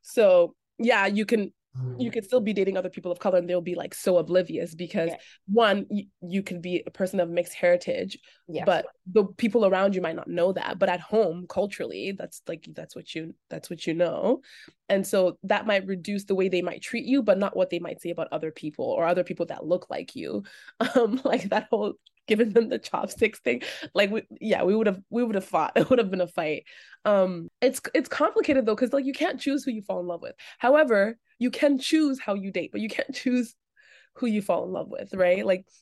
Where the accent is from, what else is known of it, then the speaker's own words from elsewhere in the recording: Toronto, Ontario, Canada; growing up in the Greater Toronto area, you I mean, that's my favorite thing about Toronto is just how incredibly diverse and unforced it is in its diversity.